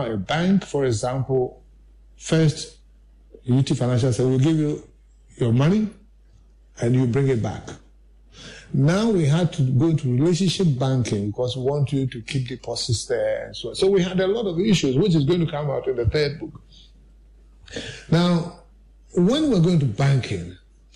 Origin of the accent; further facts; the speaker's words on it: Ghana; as a Ghanaian